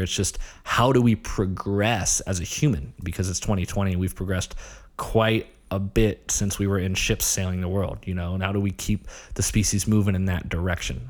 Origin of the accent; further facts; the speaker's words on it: Ohio, United States; moved away; also born or lived in Long Island, New York; I grew up in Ohio, small town. Um, you know, very quintessential Midwest